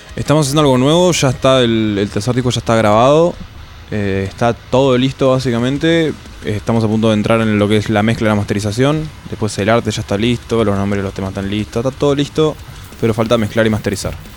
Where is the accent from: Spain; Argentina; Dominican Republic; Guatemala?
Argentina; Neuquén; De Neuquén, soy de Neuquén Capital.